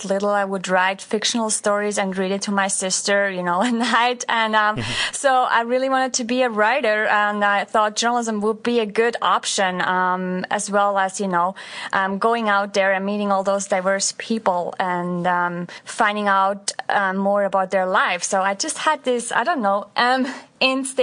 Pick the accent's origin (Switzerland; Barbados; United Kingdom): Switzerland; moved away as an adult; now in United States; I grew up in Switzerland